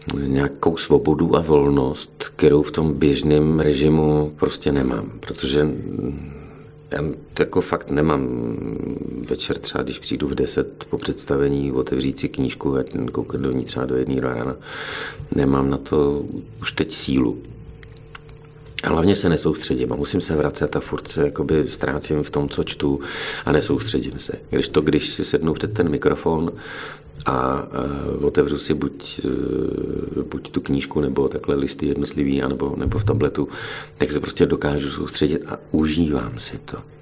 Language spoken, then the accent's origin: Czech; Jihlava, Vysočina Region, Czechia; moved away as an adult; now in Plzeň, Czech Republic; jsem z Jihlavy